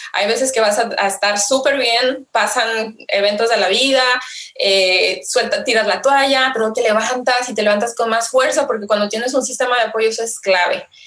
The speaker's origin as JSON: {"language": "Spanish", "country": "Mexico", "said": "como buena mexicana, eh, buena latina"}